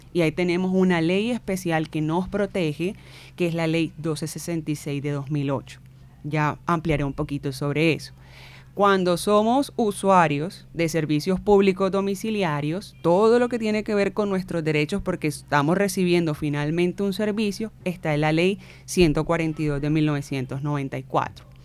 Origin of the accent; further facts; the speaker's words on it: Barranquilla, Atlántico, Colombia; Carnavalera, barranquillera, crecida en criada en barrio acá del suroccidente